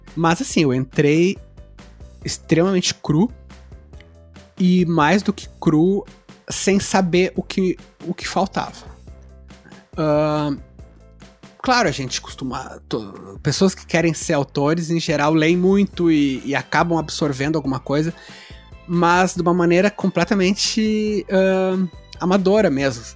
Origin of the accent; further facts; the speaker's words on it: Pelotas, Rio Grande do Sul, Brazil; Nasci em Pelotas, Rio Grande do Sul